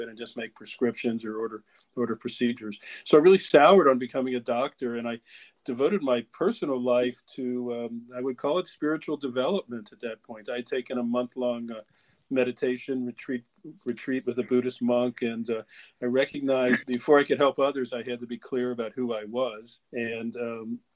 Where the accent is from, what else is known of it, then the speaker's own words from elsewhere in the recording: Cincinnati, Ohio, United States; moved away as an adult; also born or lived in Kentucky / Boston; Cincinnati, Ohio, my hometown